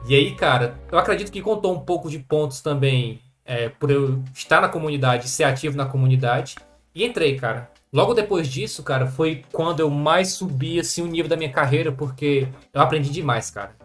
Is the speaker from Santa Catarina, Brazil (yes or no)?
no; Madalena, Ceará, Brazil; somos de uma cidade do interior do Ceará, de 20 mil habitantes